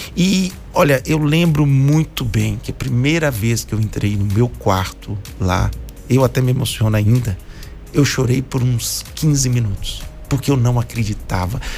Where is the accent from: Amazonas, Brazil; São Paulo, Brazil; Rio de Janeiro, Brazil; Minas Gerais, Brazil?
Minas Gerais, Brazil; Contagem; also born or lived in Belo Horizonte; Vivi a maioria da minha vida na cidade de Contagem, Minas Gerais